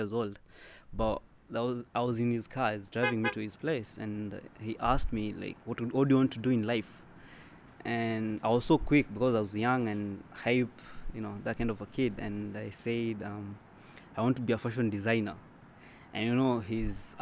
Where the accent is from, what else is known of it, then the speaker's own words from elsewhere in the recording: Kenya; now in Qatar; I live in Qatar. I'm originally from Kenya